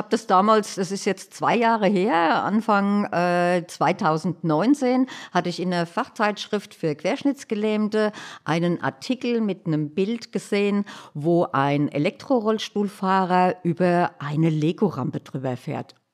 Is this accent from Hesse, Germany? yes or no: yes; Hanau, Hesse, Germany; Man kennt mich mittlerweile als … Äh, ich komme aus Hanau